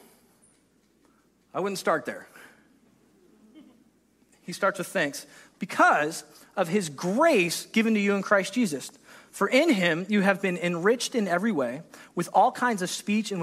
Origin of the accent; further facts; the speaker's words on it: United States; we're American